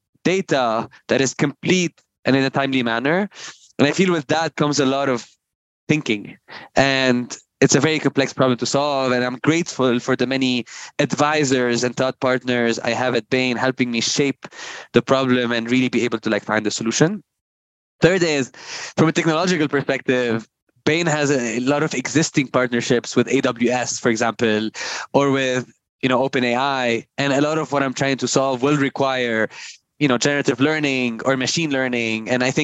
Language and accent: English; Lebanon; I always say I'm super grateful for where and how I grew up. I think growing up in a country where, you know, you